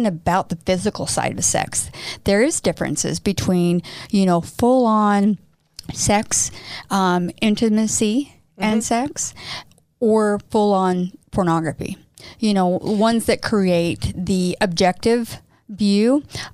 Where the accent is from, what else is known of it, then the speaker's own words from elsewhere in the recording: Midwest, United States; moved away as an adult; I grew up in the Midwest too